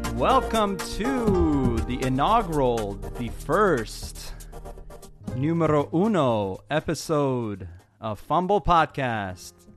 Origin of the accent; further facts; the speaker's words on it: Maryland, United States; I grew up in Maryland